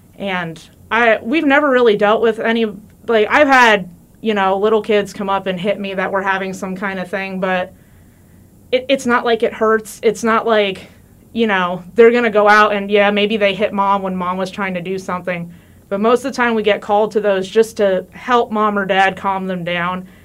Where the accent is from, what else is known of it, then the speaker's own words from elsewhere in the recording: New Jersey, United States; moved away as an adult; also born or lived in Missouri; now in Warrensburg, United States; I'm actually from New Jersey, not from Missouri. I moved out here